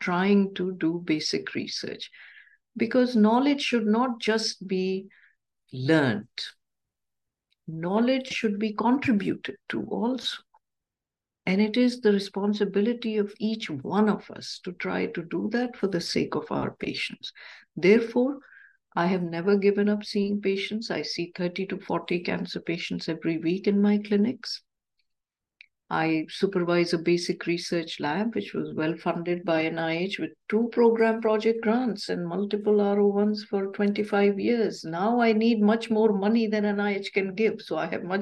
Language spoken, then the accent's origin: English; Pakistan; moved away; I grew up in Pakistan